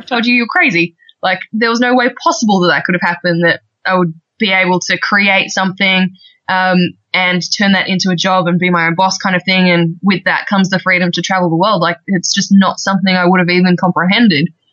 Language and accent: English; Australia; accent: Australian; I'm actually I'm Australian, as you can probably tell by the accent by now. Um, yeah, so I'm from Australia.